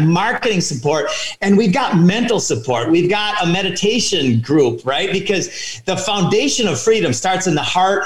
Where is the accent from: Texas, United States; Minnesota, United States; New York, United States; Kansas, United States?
Minnesota, United States; I grew up in Minnesota